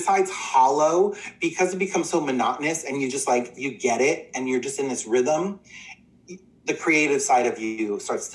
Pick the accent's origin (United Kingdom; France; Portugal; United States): United States; New Jersey; Little gay boy growing up in Central Jersey